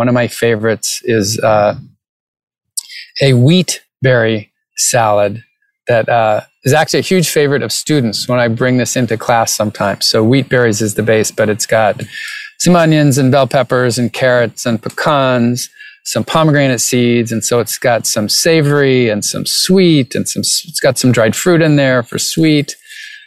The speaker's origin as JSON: {"language": "English", "region": "New England", "country": "United States", "tie": "born or raised there", "said": "I grew up in New England"}